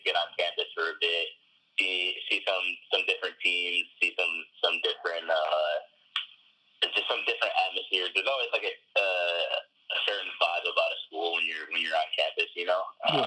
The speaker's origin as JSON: {"language": "English", "region": "Michigan", "country": "United States", "said": "I was from Michigan"}